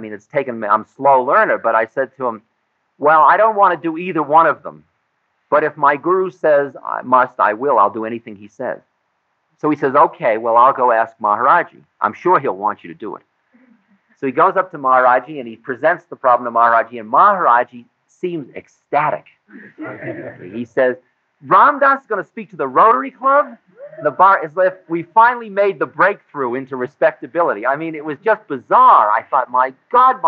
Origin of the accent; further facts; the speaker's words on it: United States; I'm an American